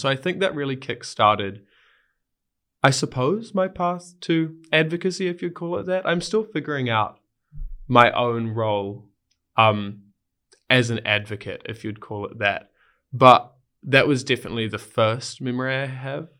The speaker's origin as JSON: {"language": "English", "region": "Wellington", "country": "New Zealand", "tie": "born or raised there", "moved": "yes", "said": "my home town, Wellington"}